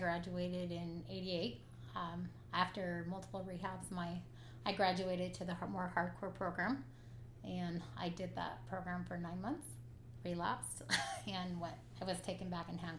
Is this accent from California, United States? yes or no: no; West Jordan, Utah, United States; I grew up in West Jordan